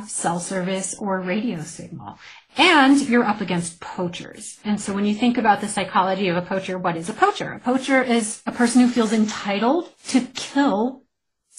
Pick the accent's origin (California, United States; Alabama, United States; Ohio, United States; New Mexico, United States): New Mexico, United States; my home state